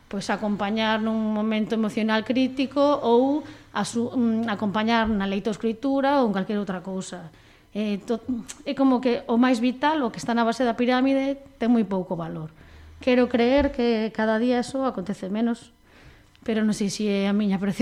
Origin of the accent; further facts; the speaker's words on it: Panxón, Galicia, Spain; also born or lived in Teis, Vigo; pola vila da que eu son, que son de Panxón, aunque agora vivo no fermoso barrio de Teis.